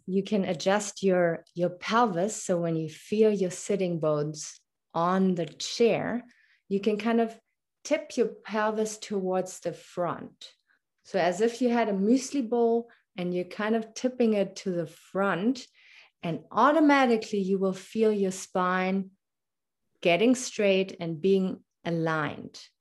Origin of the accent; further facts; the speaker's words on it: Germany; English is a second language; moved away as an adult; also born or lived in Munich; now in Canada; I was born and raised in Germany. That's why my, my little accent here when I speak English.